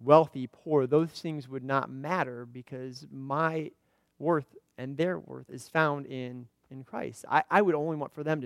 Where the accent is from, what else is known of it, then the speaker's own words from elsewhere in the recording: Indiana, United States; moved away as an adult; also born or lived in central Illinois; now in Illinois, United States; I grew up in Indiana. I've lived in central Illinois here for the last 10 years